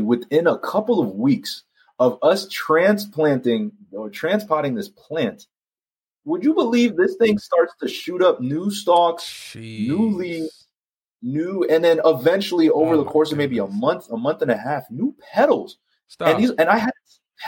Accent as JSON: {"language": "English", "region": "New York", "country": "United States", "tie": "born or raised there", "moved": "yes", "said": "I love New York, born and raised in Harlem"}